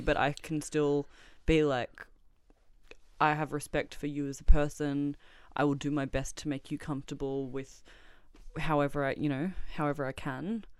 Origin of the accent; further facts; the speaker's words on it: Melbourne, Victoria, Australia; born and raised in Melbourne